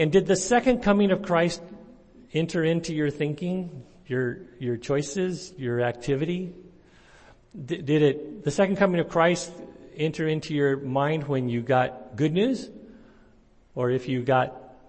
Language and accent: English; Santa Cruz, California, United States; also born or lived in Vancouver, Canada / San Diego; now in Clovis, United States; I grew up in Santa Cruz